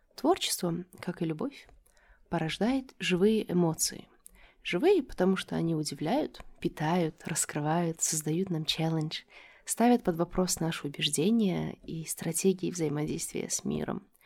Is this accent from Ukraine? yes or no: no; Dushanbe, Tajikistan; moved away as an adult; also born or lived in United States / Europe; Я родилась и выросла в Душанбе